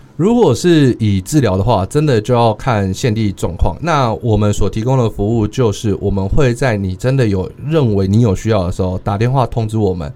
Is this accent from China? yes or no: no; suburbs of Taichung, Taiwan; moved away as an adult; now in Chiayi, Taiwan; 我来自于台中的郊区，我并不在市区长大